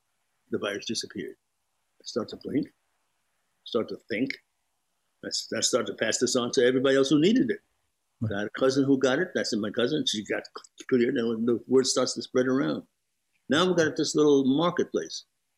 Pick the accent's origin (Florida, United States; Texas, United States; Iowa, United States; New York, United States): New York, United States; Brooklyn; Well, I grew up in a post-depression. And those people in Brooklyn in a post-depression, there was a blacklist happening.